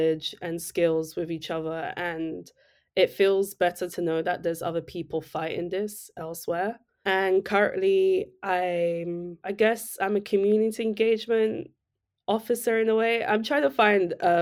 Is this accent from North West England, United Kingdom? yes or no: no; London, United Kingdom; was born and raised in East London, specifically Newham